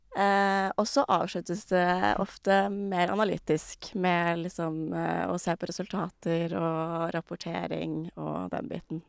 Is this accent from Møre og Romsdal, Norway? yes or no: no; Re, Vestfold, Norway; Jeg er fra Re, som eh, ikke er like lite som Jømna, men eh, ikke så stort heller